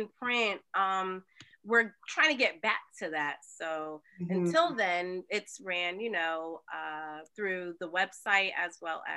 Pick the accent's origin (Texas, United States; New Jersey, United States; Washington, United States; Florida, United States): New Jersey, United States; Trenton; I'm from Trenton, New Jersey